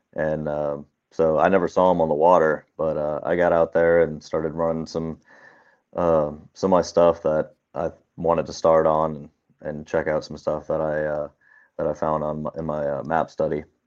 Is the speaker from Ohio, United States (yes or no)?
yes; Cincinnati, Ohio, United States; I'm from Cincinnati, Ohio